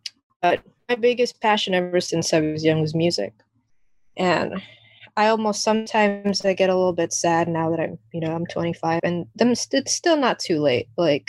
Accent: Jamaica; born there; And then my origin story is a whole mixed bag, because, you know, I was born in Jamaica.

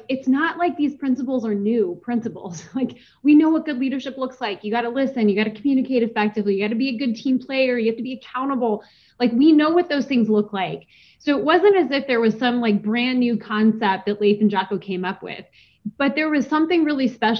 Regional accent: Seattle, Washington, United States; moved away as an adult; also born or lived in Los Angeles, California; I grew up in Seattle, Washington

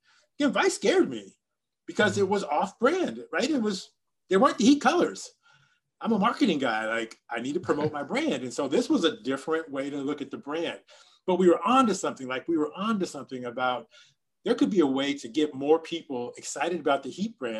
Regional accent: Miami, Florida, United States; I want to be myself because I'm from Miami and I want to be me

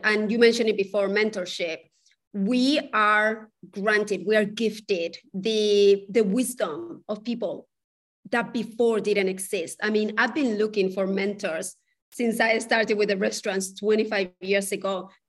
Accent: Spain; I'm from Spain.

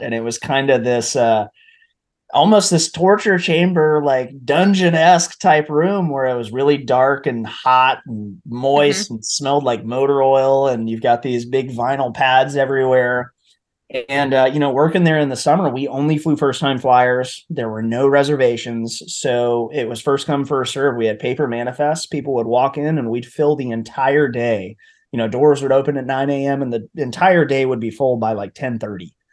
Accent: Tennessee, United States; moved away; also born or lived in New Hampshire / Virginia Beach; I was from Tennessee originally, so New Hampshire was a very long distance from home

